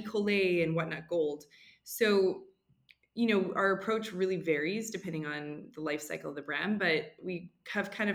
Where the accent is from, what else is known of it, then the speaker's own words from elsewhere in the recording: Western Canada, Canada; moved away as an adult; now in New York, United States; I'm originally from Western Canada. So I was born and raised in Canada